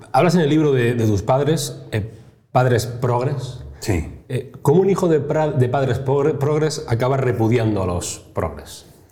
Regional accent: Granada, Andalusia, Spain; Yo, que soy de Granada

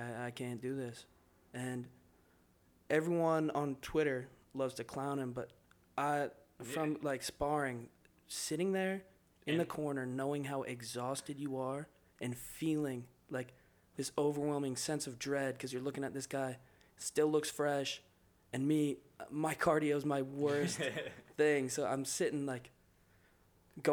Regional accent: Ireland; Obviously, I'm an Irish boy.

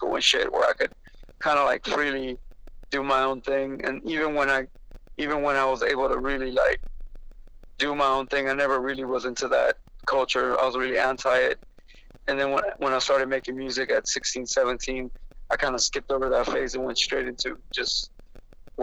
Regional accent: Los Angeles, California, United States; also born or lived in Pacific Palisades; I was born in East L.A., and I moved to Mid-City in about 2 years old, so I didn't really have a East L.A. upbringing. I grew up in Mid-City.

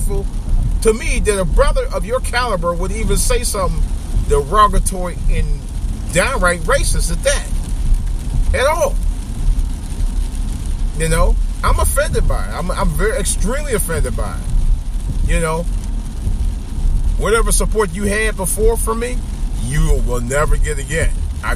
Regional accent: East Cleveland, Ohio, United States; I consider that my hometown because I live there nearby. Or I live really right up the street from East Cleveland.

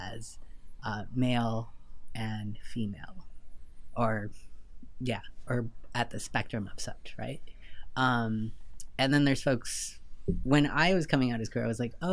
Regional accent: Southern California, United States; moved away as an adult; also born or lived in Lima, Peru / New York / Vancouver; now in Nashville, United States; We moved from Lima to Southern California when I was 6

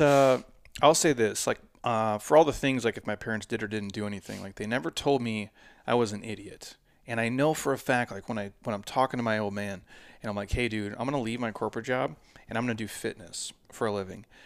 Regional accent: Midwest, United States; now in Scottsdale, United States; I'm from the Midwest

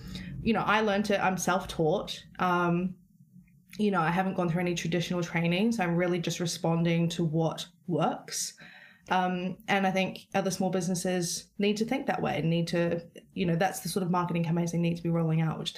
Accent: New Zealand; now in London, United Kingdom

